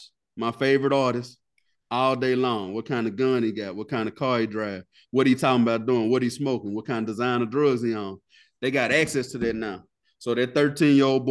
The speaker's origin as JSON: {"language": "English", "region": "the South", "country": "United States", "tie": "born or raised there", "said": "we grew up in the South"}